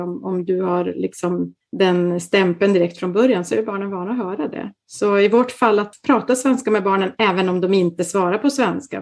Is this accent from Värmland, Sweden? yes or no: no; Kalix, Norrbotten County, Sweden; moved away as an adult; also born or lived in Umeå / Genoa; now in Milan, Italy; Jag kommer ursprungligen från Kalix